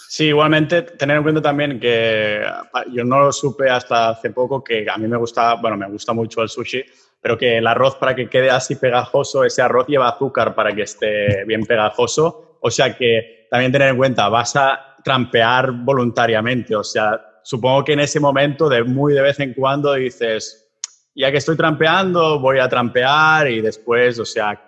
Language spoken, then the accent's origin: Spanish; Catalonia, Spain; como somos catalanes